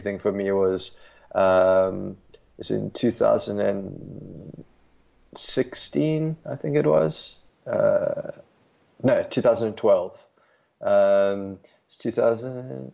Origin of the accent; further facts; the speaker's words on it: Johannesburg, Gauteng, South Africa; moved away as an adult; also born or lived in Cape Town, South Africa; I grew up in Johannesburg and moved to Cape Town when I was 18